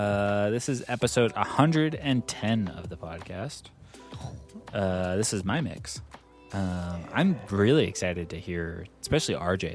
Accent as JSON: {"language": "English", "region": "Texas", "country": "United States", "said": "If anyone tries to ask any weird-ass shit about where I came from, it's gonna, I'm a Texan, brother."}